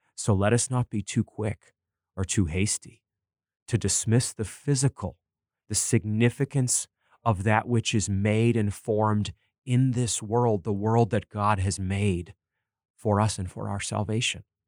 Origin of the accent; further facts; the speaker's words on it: Bangor, Maine, United States; reading reviews of movies in my local newspaper growing up in Maine, the Bangor Daily News